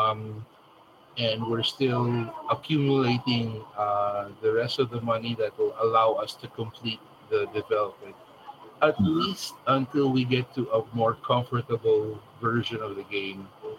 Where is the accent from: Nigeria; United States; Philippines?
Philippines; we're both Filipino